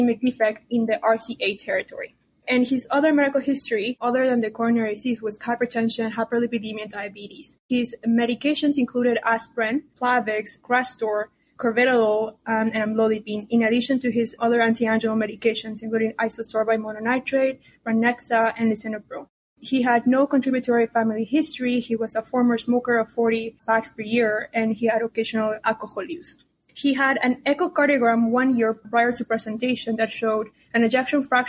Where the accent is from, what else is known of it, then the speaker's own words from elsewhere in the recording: Peru; now in Houston, United States; I was born in Peru.